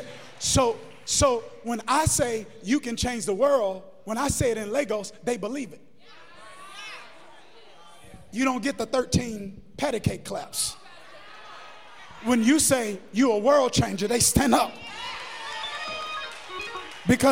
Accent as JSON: {"language": "English", "country": "United States", "said": "I'm American now"}